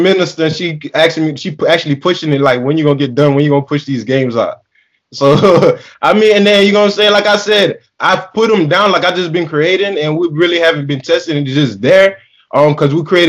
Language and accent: English; Bronx, New York, United States; So you know, I'm from Bronx, so I like all of Miami teams.